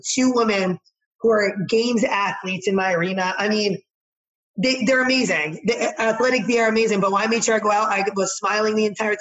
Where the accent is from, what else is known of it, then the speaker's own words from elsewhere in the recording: New Jersey, United States; I'm from Jersey